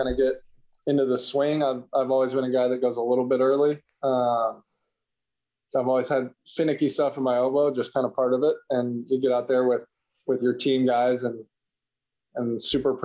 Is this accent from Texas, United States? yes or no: no; Kentucky, United States; growing up in Kentucky